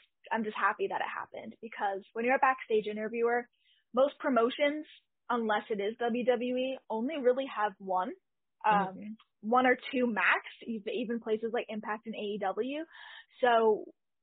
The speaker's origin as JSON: {"language": "English", "country": "Canada", "said": "I am Canadian"}